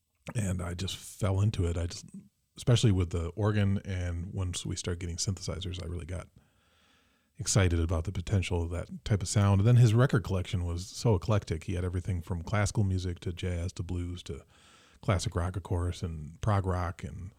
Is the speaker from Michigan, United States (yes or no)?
yes; Mason, Michigan, United States; Oh, I'm from Mason